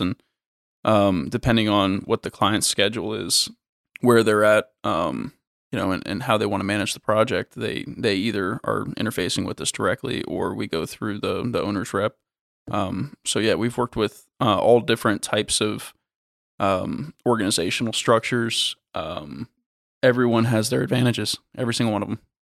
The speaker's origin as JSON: {"language": "English", "region": "Florida", "country": "United States", "said": "I'm from Florida"}